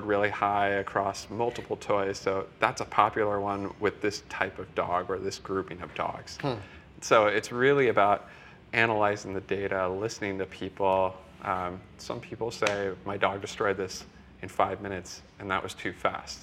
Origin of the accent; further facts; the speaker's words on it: middle of Iowa, United States; I'm from Iowa, so in the middle of Iowa